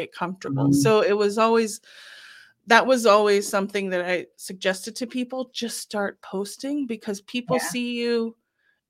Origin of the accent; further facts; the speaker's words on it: California, United States; I'm from California